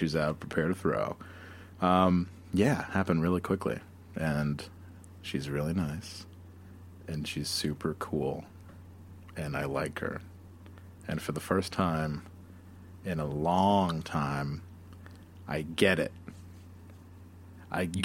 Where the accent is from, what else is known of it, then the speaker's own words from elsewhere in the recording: United States; I'm an American